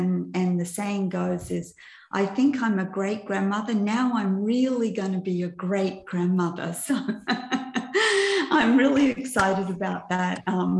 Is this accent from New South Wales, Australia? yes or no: yes; Cooranbong, New South Wales, Australia; also born or lived in Perth; I was born in Perth in Western Australia. And my dad decided when I was 6 years of age to become a preacher, right? So we moved from Western Australia to this little town in New South Wales called Currumbong.